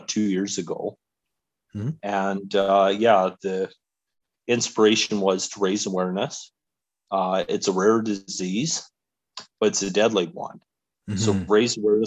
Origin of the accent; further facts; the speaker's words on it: Alberta, Canada; So I grew up in Alberta, and I have lived in Calgary for 25 years